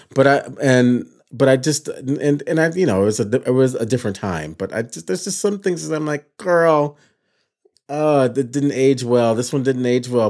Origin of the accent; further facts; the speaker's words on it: Michigan, United States; moved away; I was a kid from Michigan